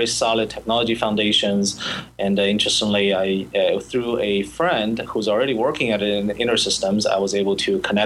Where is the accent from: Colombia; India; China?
China; Shanghai; moved away as an adult; now in United States; I grew up in Shanghai